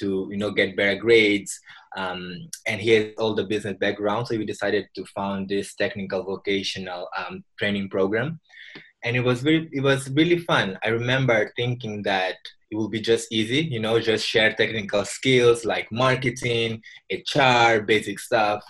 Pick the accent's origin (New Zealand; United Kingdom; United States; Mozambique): Mozambique; I'm from Mozambique, a country in Southeast Africa